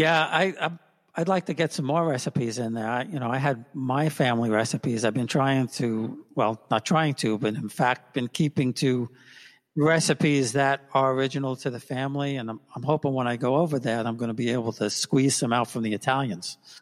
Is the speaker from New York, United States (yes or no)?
yes; New York City, New York, United States; we're all from Queens